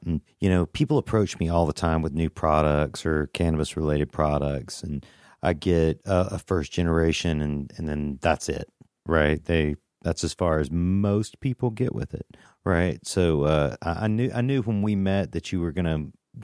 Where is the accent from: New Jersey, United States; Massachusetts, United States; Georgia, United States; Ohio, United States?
Georgia, United States; I'm from the South, too, from Georgia